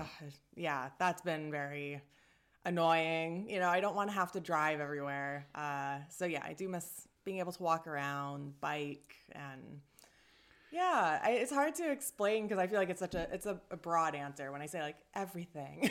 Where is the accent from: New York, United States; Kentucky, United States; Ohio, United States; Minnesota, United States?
Minnesota, United States; moved away as an adult; also born or lived in Sweden; I'm from Minnesota.